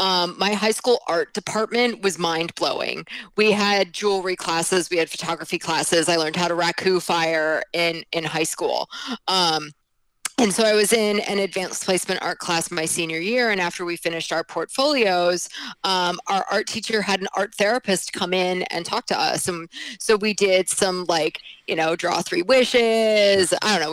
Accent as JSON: {"language": "English", "region": "New Jersey", "country": "United States", "tie": "born there", "lives_now": "New York, United States", "said": "I was born in New Jersey. I live in New York now."}